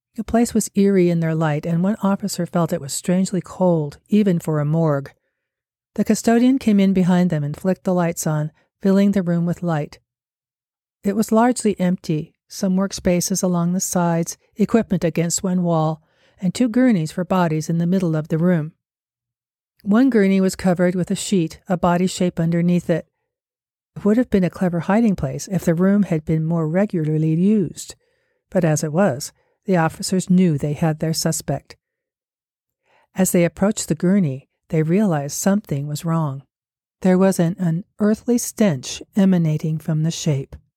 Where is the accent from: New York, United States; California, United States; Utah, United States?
Utah, United States; Salt Lake City; here in Salt Lake City, my hometown